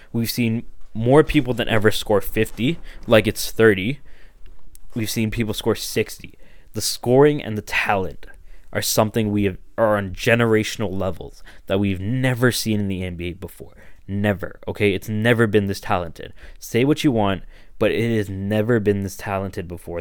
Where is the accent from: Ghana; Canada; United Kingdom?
Canada; Toronto, Ontario; I grew up in Toronto, I grew up in Scarborough